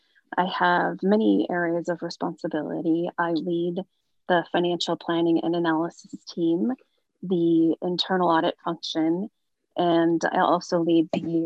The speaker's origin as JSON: {"language": "English", "town": "Madras", "region": "Oregon", "country": "United States", "tie": "born or raised there", "also_born_or_lived": "Seattle, Washington", "moved": "yes", "said": "growing up in Madras, Oregon was the small town sense of community that we had there. Everyone knew everyone"}